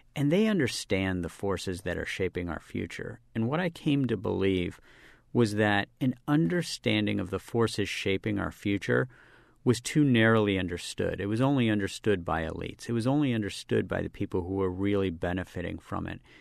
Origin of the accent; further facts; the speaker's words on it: Charleston, West Virginia, United States; I grew up as a public school kid in West Virginia